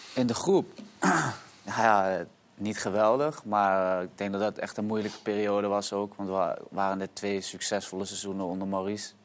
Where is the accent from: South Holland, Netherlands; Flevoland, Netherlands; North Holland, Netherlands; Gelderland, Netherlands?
Flevoland, Netherlands; Almere; Ik ben opgegroeid in Almere.